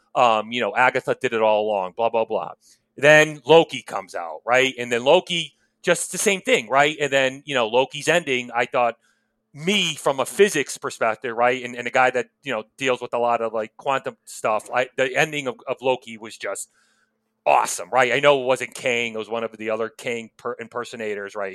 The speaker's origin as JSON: {"language": "English", "area": "outside New Haven", "region": "Connecticut", "country": "United States", "tie": "born or raised there", "said": "where I grew up outside of New Haven, Connecticut, you know, blue collar town"}